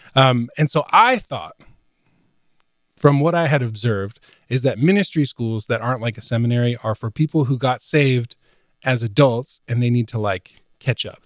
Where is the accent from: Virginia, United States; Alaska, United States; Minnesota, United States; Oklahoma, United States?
Virginia, United States; moved away as an adult; also born or lived in Sunderland, England; now in Nashville, United States; moving to Nashville from where I grew up in Virginia, lived in the same town my whole life, um, went to college there